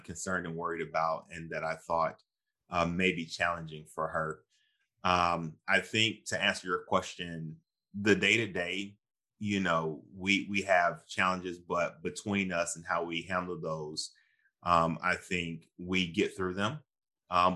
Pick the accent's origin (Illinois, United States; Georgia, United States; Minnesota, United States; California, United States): Georgia, United States; my family is Southern. I'm from Georgia, the Deep South.